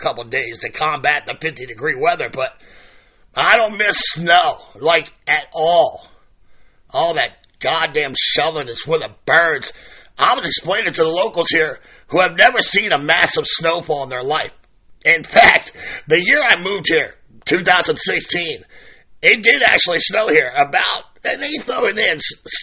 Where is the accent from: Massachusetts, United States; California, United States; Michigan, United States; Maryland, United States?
Maryland, United States; Baltimore; also born or lived in western Pennsylvania; now in Pawleys Island, United States; Growing up in Baltimore